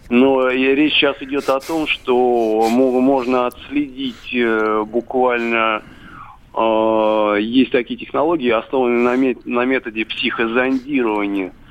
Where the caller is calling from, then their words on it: Moscow, Russia; я из Москвы.